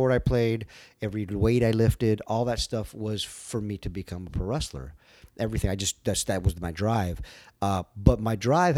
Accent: Los Angeles, California, United States; born or raised there; also born or lived in El Paso, Texas

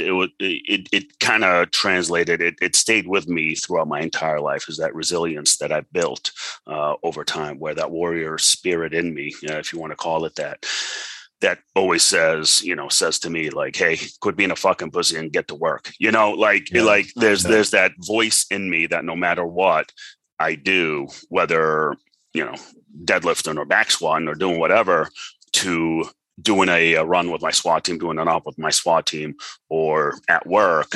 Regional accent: Boston, Massachusetts, United States; also born or lived in Monrovia, Liberia / Lebanon; I've survived through two civil wars before I came to the U.S. And I grew up in the U.S.

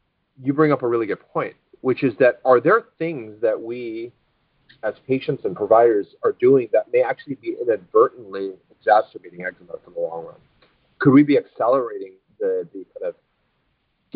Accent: Alaska, United States; I grew up in Alaska, and we watch the Iditarod every year

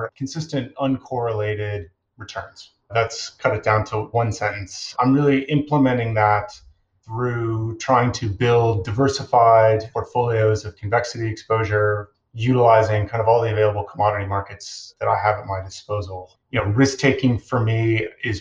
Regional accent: Chicago, Illinois, United States; I grew up in Chicago

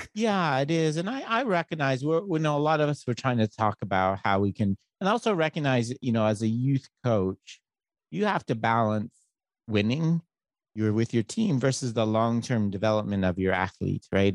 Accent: Canada; now in United States; I'm Canadian

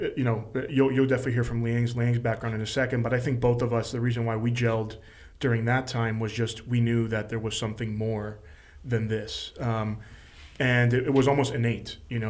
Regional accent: Miami, Florida, United States; I was born in Miami.

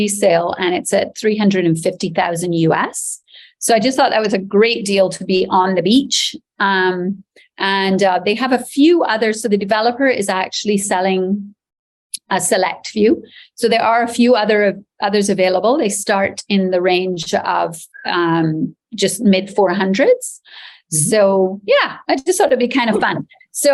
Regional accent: Barbados; also born or lived in Canada; I am Barbadian. So I was born in Barbados. I've lived here all my life, except for a foray in Canada when I was at university there.

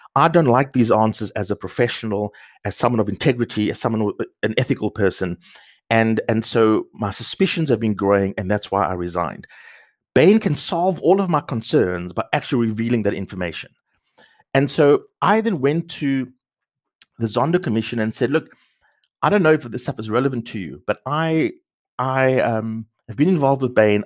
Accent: Cape Town, Western Cape, South Africa; moved away; also born or lived in Sandton; I grew up in the Cape Flats, in a township

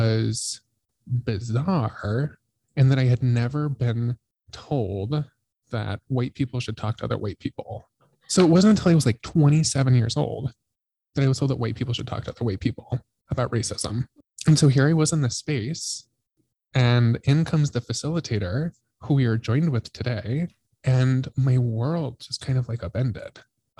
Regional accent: Colorado, United States; moved away; I'm from Colorado and my parents live like 2 hours south of Denver

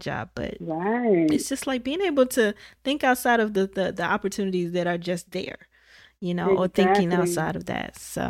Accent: Midwest, United States; because I was from the Midwest. You know, we had the steel mill back home

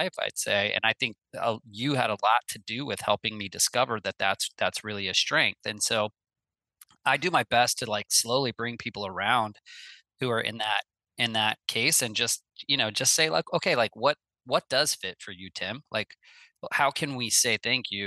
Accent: Midwest, United States; I grew up in the Midwest

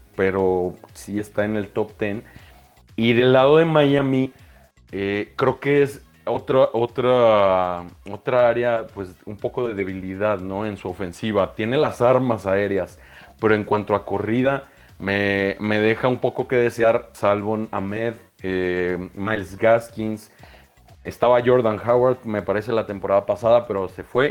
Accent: Monterrey, Nuevo León, Mexico; also born or lived in Guadalajara; now in Mexico City, Mexico; nací en Guadalajara, viví en Monterrey muchos años, entonces prácticamente soy de Monterrey

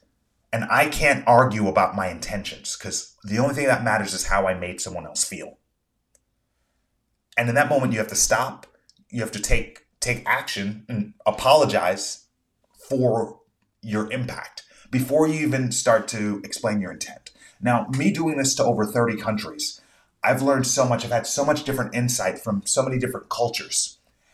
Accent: United States; I'm an American

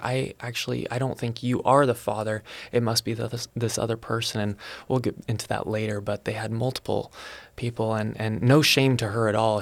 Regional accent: Salem, Oregon, United States; I was born in Salem, Oregon

